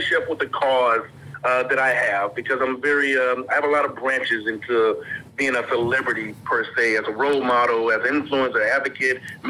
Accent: Mississippi, United States; I'm from Mississippi

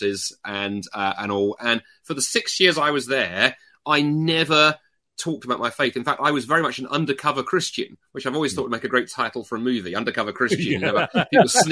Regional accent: United Kingdom; accent: British; also born or lived in North America

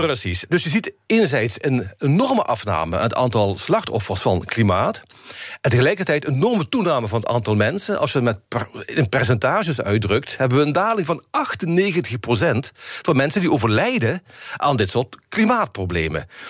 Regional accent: Limburg, Netherlands; accent: Limburgish; met mijn limburgse accent

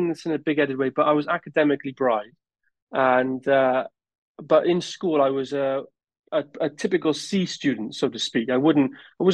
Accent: Newport, Wales, United Kingdom; I'm originally from Newport in South Wales. And growing up, I was fortunate that my parents were landlords

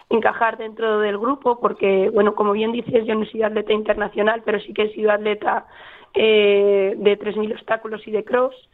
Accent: Soria, Castile and León, Spain; soy de Soria, sí. Tengo, mi padre desestado de ese estado, de un pueblo de Bilbao, pero yo soy

